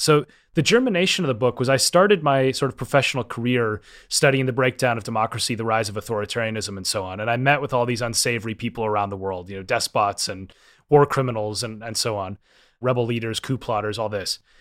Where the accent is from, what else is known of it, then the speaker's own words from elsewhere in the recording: Minnesota, United States; I grew up in Minnesota and I was a downhill ski racer